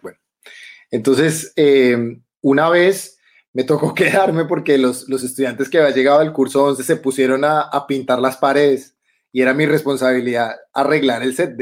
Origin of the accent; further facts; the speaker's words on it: Bogotá, Colombia; moved away as an adult; now in Germany; chapinero, chapinero, soy totalmente chapinero. Uno nací en una clínica que ya no existe, que se llama la David Restrepo.